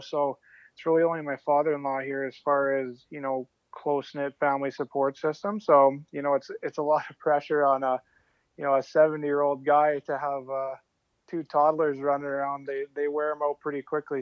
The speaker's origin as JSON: {"language": "English", "area": "outside Calgary", "region": "Alberta", "country": "Canada", "tie": "born or raised there", "said": "grew up outside Calgary"}